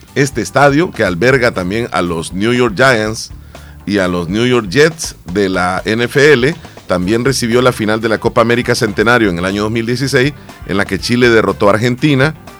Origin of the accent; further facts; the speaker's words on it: El Salvador; Al final somos salvadoreños